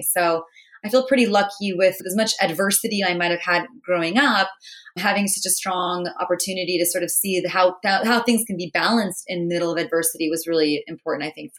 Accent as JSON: {"language": "English", "area": "a suburb outside of Boston", "region": "Massachusetts", "country": "United States", "tie": "born or raised there", "said": "I grew up in Massachusetts in a suburb outside of Boston. My parents both came from India, so I was the first. My sisters and I are the first generation American born."}